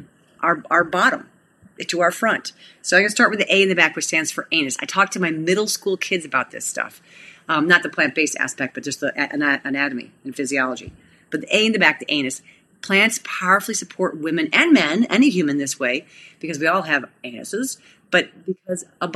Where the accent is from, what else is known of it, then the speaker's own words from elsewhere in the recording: Cleveland, Ohio, United States; we're from Cleveland